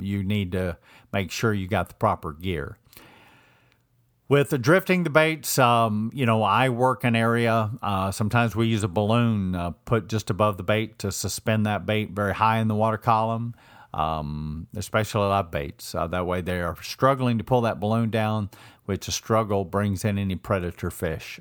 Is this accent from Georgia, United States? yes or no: yes; Georgia, United States; moved away; I grew up, I was born and raised in Georgia